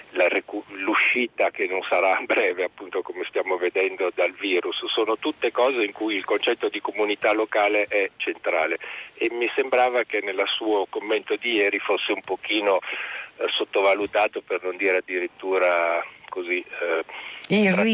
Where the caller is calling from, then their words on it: Milan, Lombardy, Italy; Sì, buongiorno … sono di Milano.